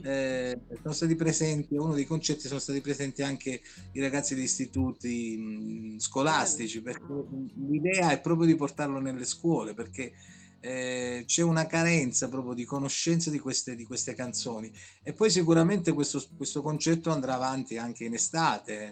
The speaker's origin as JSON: {"language": "Italian", "town": "Moliterno", "region": "Basilicata", "country": "Italy", "said": "Da Moliterno"}